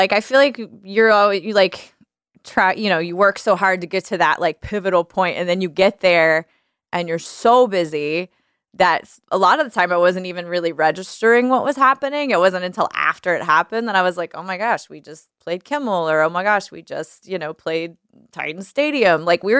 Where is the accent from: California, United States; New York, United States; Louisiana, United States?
Louisiana, United States; New Orleans; now in Nashville, United States; I learned a lot, I think, just like growing up in that, you know, in that culture and with those people.